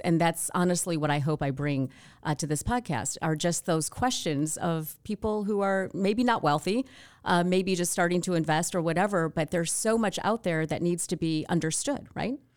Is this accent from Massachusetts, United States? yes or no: no; Wayne, Michigan, United States; moved away as an adult; also born or lived in California; I grew up in Wayne, but I always wanted, uh, to leave, honestly, Michigan